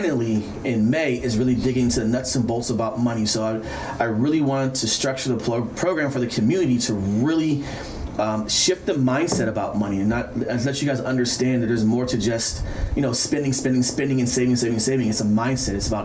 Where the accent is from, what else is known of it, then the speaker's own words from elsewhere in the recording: Pittsburgh, Pennsylvania, United States; moved away as an adult; also born or lived in Baltimore, Maryland; So I was born and raised on the East Coast, Pittsburgh, Pennsylvania.